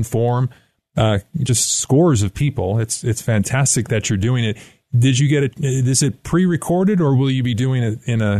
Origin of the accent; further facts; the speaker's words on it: New York, United States; now in Colorado Springs, United States; I grew up in New York